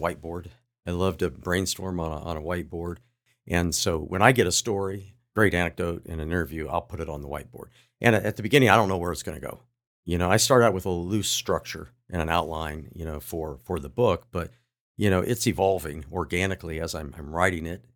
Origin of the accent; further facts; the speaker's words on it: Athens, Ohio, United States; moved away; I grew up in Ohio, in Southeast Ohio